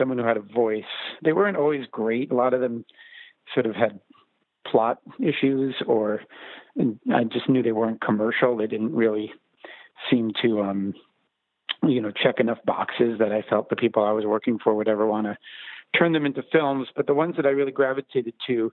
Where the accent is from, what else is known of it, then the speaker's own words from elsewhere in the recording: New Rochelle, New York, United States; moved away as an adult; also born or lived in Los Angeles; I'm from New Rochelle, New York, which is a suburb of Manhattan.